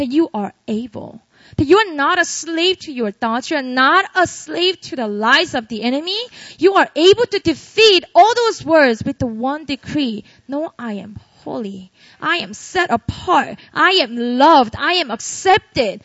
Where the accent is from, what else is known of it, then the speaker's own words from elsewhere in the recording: Busan, South Korea; moved away as an adult; also born or lived in Seoul, South Korea / Philadelphia, United States; I grew up in a city called Busan in the south